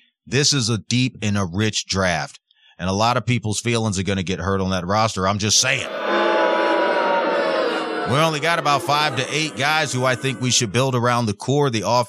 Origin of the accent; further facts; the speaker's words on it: New York, United States; now in Las Vegas, United States; my hometown, New York Giants